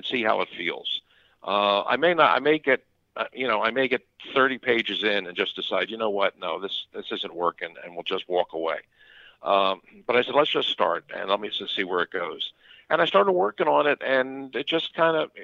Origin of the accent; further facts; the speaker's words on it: Philadelphia, Pennsylvania, United States; I'm from here, born here, raised here, went to school here